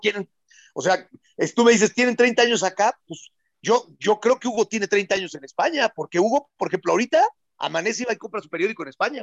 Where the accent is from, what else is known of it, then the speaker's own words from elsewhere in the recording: Mexico; soy mexicano y amo más a México